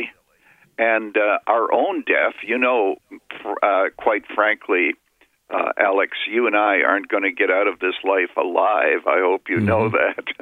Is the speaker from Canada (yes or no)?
yes; Canada; I was a boy growing up in Canada